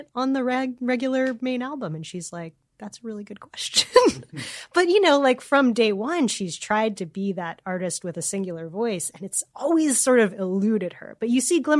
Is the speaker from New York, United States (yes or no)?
no; Louisiana, United States; I'm from Louisiana